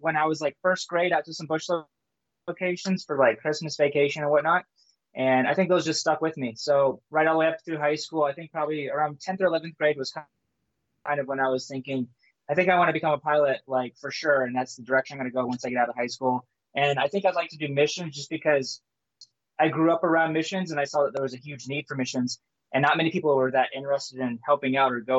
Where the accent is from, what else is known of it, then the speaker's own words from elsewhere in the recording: Jackson, Michigan, United States; moved away as an adult; now in Papua New Guinea; I grew up in Michigan. I'm from the States, but we lived over here in elementary school. My parents were missionaries over here for 4 years. And then pretty much from seventh grade until about 25 years old, I lived in Jackson, Michigan.